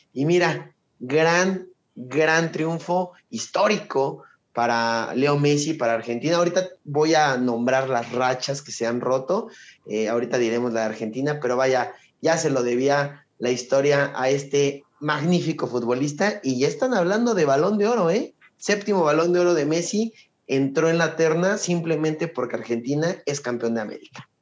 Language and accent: Spanish; Mexico; soy mexicano